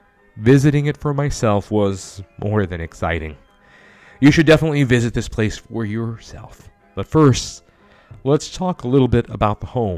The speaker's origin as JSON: {"language": "English", "town": "San Antonio", "region": "Texas", "country": "United States", "said": "we're from San Antonio, Texas."}